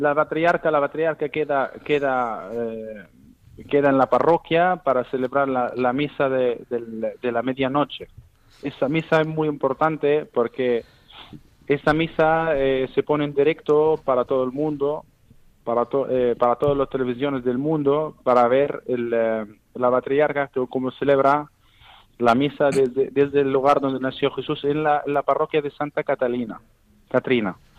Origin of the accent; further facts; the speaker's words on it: Bethlehem, West Bank, Palestine; Spanish is a second language; moved away as an adult; now in Spain; yo soy de Belén